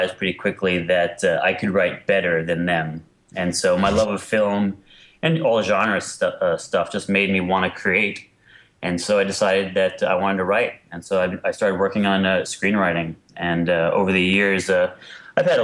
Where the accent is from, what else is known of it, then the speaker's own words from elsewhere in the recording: New York City, New York, United States; moved away as an adult; also born or lived in Queens / Los Angeles; I grew up in New York, and I went to an art high school of art and design in Manhattan.